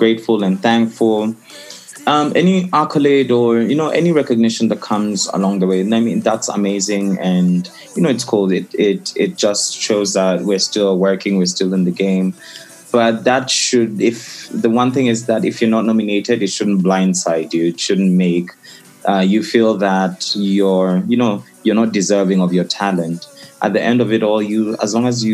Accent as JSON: {"language": "English", "country": "Kenya", "said": "I'm from Africa. I am African first and Kenyan second."}